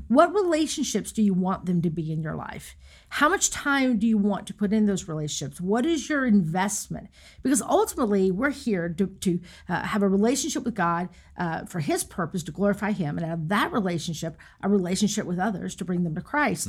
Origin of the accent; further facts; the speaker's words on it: Raleigh, North Carolina, United States; when I got back to the Raleigh area, which I'm from North Carolina